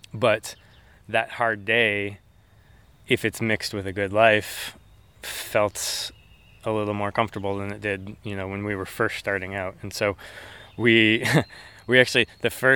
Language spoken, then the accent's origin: English; Franklin, Indiana, United States; also born or lived in Colorado; I was born out in Colorado, but my family moved back and forth between Colorado and Indiana a couple times. So since third grade, Indiana is home, and I grew up in Franklin